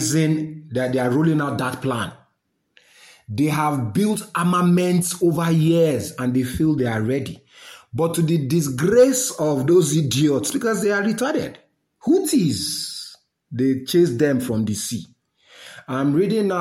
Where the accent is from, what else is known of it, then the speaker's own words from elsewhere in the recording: Nigeria; I'm a Nigerian